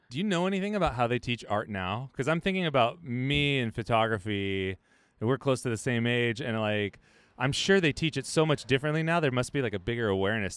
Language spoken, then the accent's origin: English; Central Valley, California, United States; we grew up in the valley, Central Valley